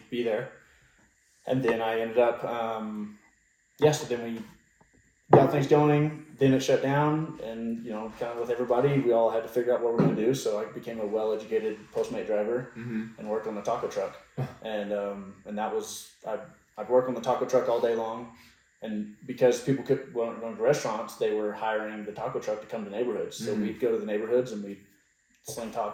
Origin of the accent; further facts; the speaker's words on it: Oklahoma City, Oklahoma, United States; moved away as an adult; also born or lived in Oahu, Hawaii / Kauai, Hawaii; now in Oklahoma City, United States; I'm from Oklahoma City, so we're Oklahoma born and raised